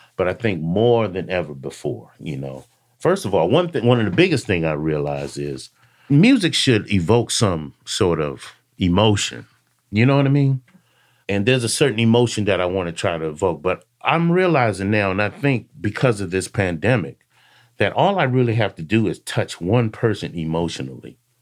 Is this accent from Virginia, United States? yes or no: yes; Alexandria, Virginia, United States; grew up in Alexandria, uh, Virginia, a suburb of D C